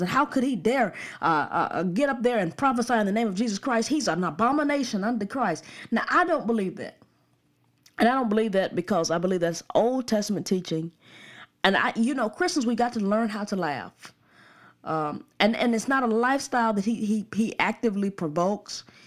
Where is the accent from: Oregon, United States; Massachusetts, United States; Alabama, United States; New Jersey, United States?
Alabama, United States; Birmingham; I'm from the suburbs of Birmingham, so I can't vote, uh, in Birmingham, but I'm from the suburbs